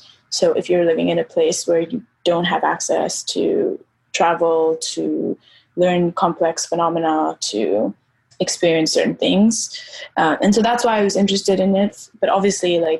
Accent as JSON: {"language": "English", "region": "Nairobi", "country": "Kenya", "tie": "born or raised there", "said": "I grew up in Nairobi. I grew up in Kenya."}